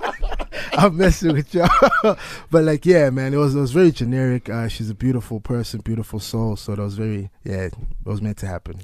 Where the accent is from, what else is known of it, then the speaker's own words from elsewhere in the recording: South Africa; being a South African